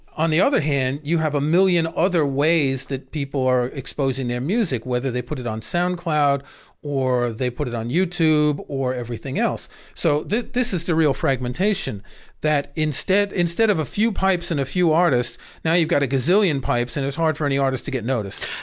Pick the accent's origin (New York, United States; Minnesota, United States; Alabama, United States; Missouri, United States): New York, United States; New York City; I grew up in Queens